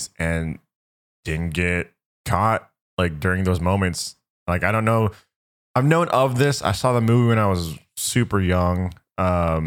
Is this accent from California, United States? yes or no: yes; San Francisco, California, United States; It's in my hometown as well